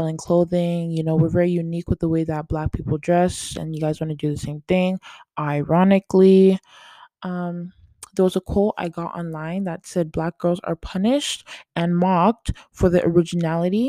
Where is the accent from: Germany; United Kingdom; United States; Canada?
Canada; I am Canadian